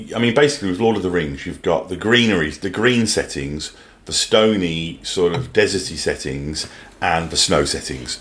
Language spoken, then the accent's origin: English; Birmingham, West Midlands, United Kingdom; now in New Zealand; I grew up in Birmingham in England